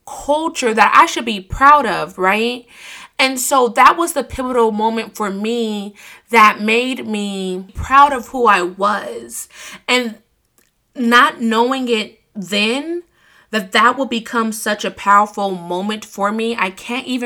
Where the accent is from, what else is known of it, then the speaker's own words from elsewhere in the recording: United States; growing up in America